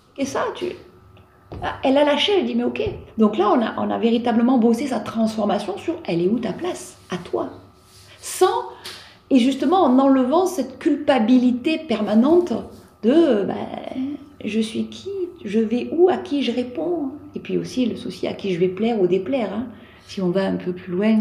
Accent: Provence-Alpes-Côte d'Azur, France; chez nous en Provence

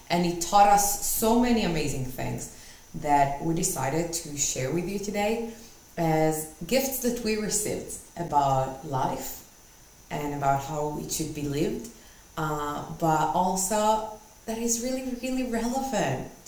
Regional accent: Israel; moved away; we are originally from Israel

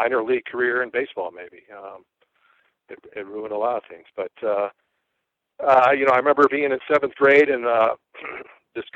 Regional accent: Chicago, Illinois, United States; I was born and raised in the Chicago area in the suburbs

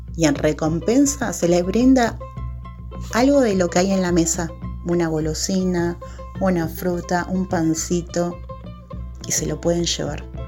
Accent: Argentina; Yo soy de Argentina, pero tengo descendencia boliviana.

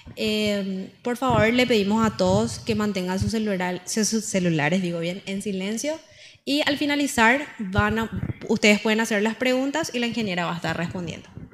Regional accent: Paraguay; creo que en las rondas de Tereré como paraguayos nacen las mejores conversaciones

